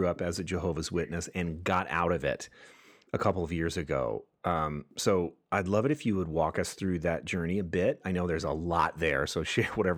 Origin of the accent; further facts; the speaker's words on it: Oxnard, California, United States; Oxnard is where I'm from